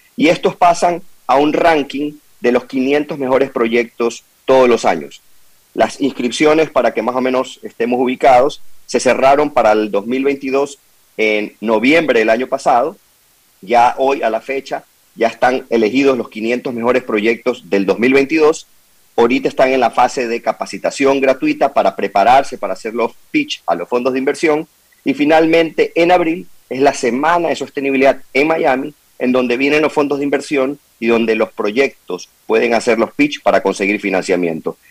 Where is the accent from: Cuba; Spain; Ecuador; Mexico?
Ecuador; como ecuatorianos